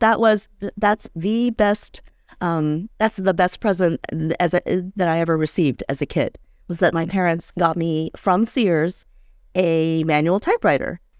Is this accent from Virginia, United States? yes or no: yes; D.C., the Virginia suburbs of Washington, United States; I grew up in the Virginia suburbs of D.C.